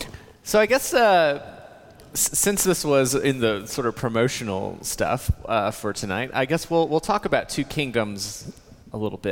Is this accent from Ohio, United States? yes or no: no; Birmingham, Alabama, United States; I'm from Birmingham, Alabama